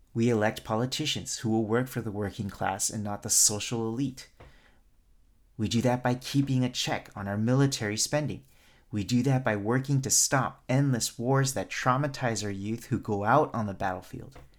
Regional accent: United States; not just Asian Americans, but as Asian American

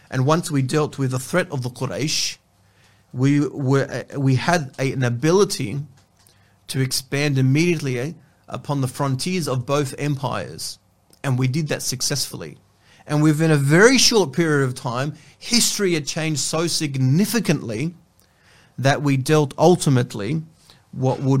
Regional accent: Sydney, New South Wales, Australia; Now you're Victorian, and now I'm New South Wales. I'm from New South Wales. You're from Melbourne, and I'm from Sydney.

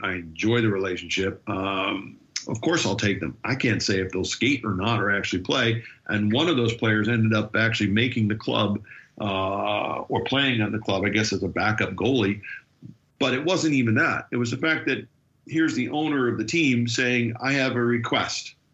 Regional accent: United States; as an American

